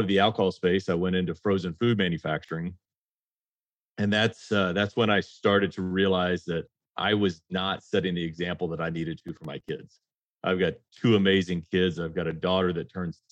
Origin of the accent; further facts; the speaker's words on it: the South, United States; I grew up in the South